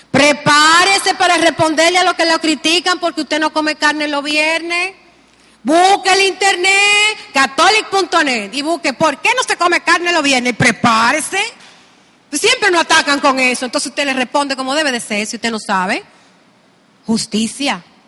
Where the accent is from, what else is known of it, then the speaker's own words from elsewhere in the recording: Dominican Republic; nos sentimos como dominicanos